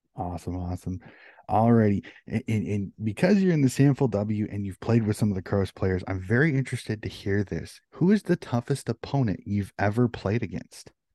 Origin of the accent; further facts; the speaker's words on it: United States; as an American